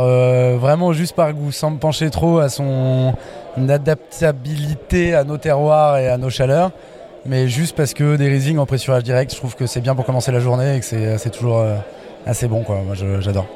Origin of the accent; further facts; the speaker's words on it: Bourbonnais, Auvergne-Rhône-Alpes, France; je viens, je suis né dans le, dans Bourbonnais